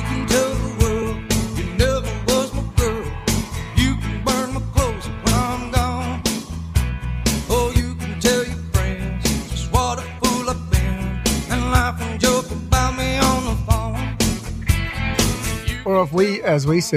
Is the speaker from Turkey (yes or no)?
no; Australia; I'm Australian